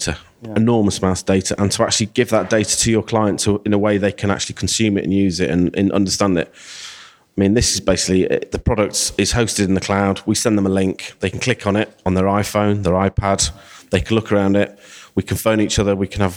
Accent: Rotherham, Yorkshire and the Humber, United Kingdom; also born or lived in Sheffield; I'm originally from Rotherham, but I'm a local boy.

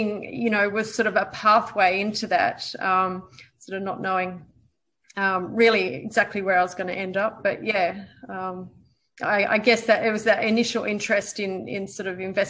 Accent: New Zealand; moved away as an adult; also born or lived in Perth, Western Australia, Australia; I was born in Perth. And when I was about 7 or 8 years old, I moved over to New Zealand and spent the next 10 years growing up there.

